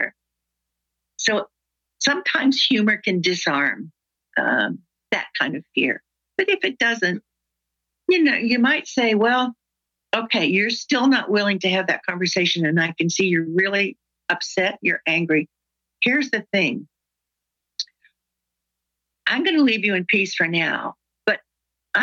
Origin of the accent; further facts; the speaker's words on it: the South, United States; I'm from the South